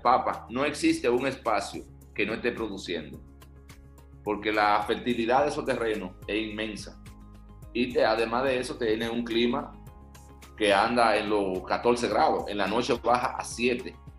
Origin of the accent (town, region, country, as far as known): Bonao, Monseñor Nouel, Dominican Republic; born or raised there; also born or lived in La Vega / Santo Domingo